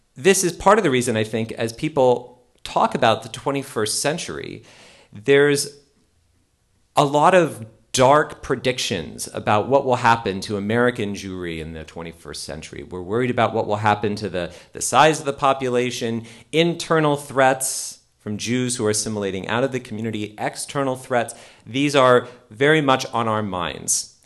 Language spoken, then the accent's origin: English; Canada; as a Canadian, also Canada